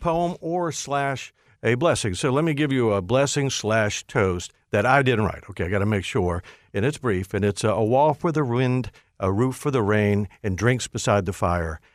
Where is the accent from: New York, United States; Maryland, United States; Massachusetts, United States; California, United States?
Maryland, United States; Hyattsville; my grandmother lived next door to me growing up in Hyattsville